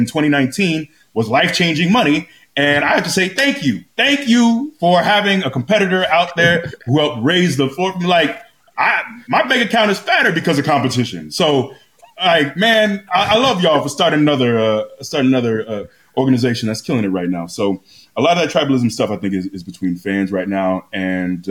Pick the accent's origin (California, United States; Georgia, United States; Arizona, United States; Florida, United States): Florida, United States; I grew up in Florida.